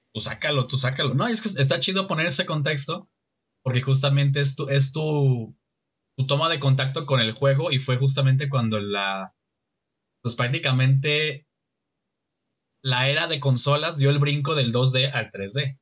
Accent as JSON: {"language": "Spanish", "country": "Mexico", "said": "como ciudadano mexicano, como representante del país"}